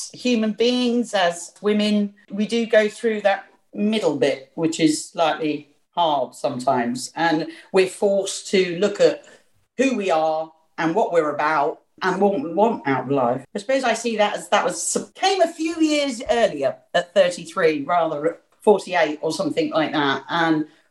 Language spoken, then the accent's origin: English; London, United Kingdom; I'm a Londoner.